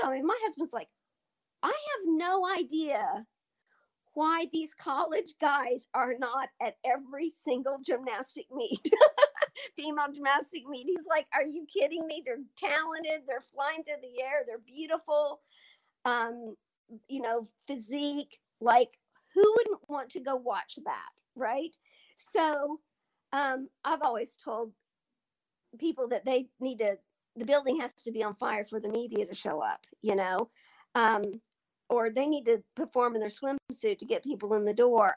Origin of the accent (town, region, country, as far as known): Altus, Oklahoma, United States; born or raised there